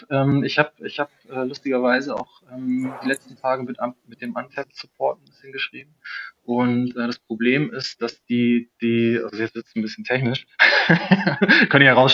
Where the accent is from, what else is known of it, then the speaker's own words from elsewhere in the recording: Germany; also ich komme aus der Nähe von, von Bremen und vom Dorf